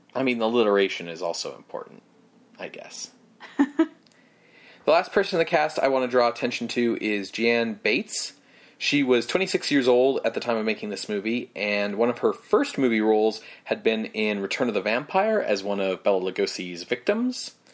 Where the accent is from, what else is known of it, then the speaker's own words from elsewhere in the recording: Canada; because I'm Canadian